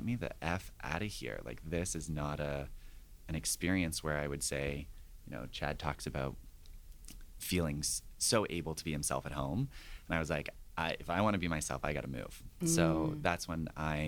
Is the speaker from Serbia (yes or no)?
no; Ontario, Canada; My experience growing up in Ontario, my parents divorced when I was 10